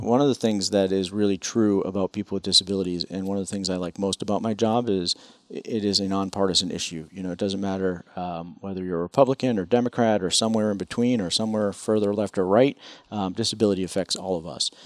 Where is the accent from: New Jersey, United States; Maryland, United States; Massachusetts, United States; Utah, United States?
Massachusetts, United States; Chelmsford; now in Washington, D.C., United States; I grew up in Chelmsford